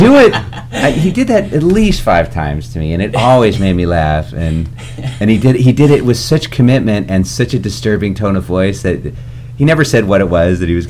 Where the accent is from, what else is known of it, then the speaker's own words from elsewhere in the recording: Chicago, Illinois, United States; I'm from Chicago